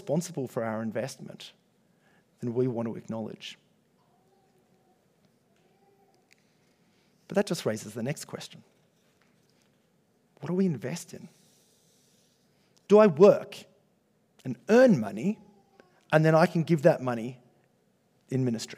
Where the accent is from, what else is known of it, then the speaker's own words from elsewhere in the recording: Australia; comfortable Australian Christians